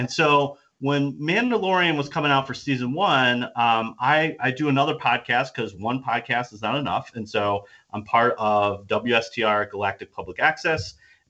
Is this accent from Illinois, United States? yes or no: yes; Chicago, Illinois, United States; We're from Chicago